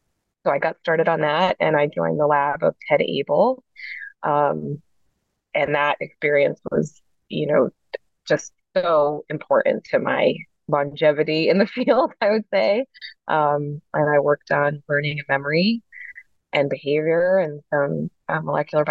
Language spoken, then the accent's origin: English; New York City, New York, United States; moved away as an adult; now in Philadelphia, United States; I'm from New York City, and my dad did a PhD and a postdoc